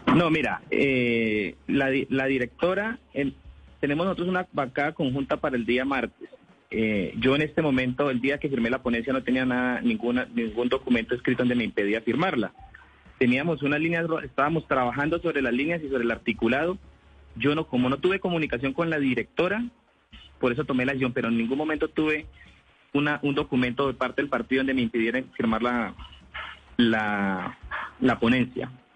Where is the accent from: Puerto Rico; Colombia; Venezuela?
Colombia; Vaupés; Yo vengo de un departamento de la Amazonía que se llama el departamento del Baupés, donde el 95% de la población somos indígenas